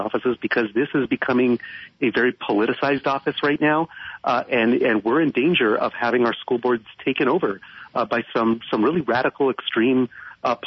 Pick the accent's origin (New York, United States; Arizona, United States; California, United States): Arizona, United States; Phoenix; I was born here in Maryvale is a community in West Phoenix. And if you're from Phoenix, you know this area, but I was born here, went to school here, and I've lived here for most